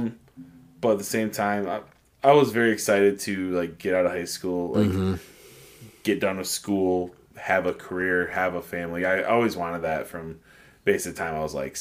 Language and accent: English; Waverly, United States; moved away; I grew up in a suburb. And I grew up in Waverly